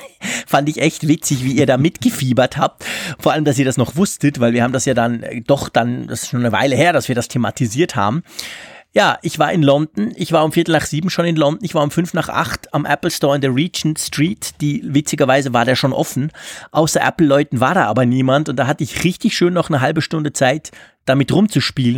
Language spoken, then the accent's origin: German; Switzerland; ich komme aus der Schweiz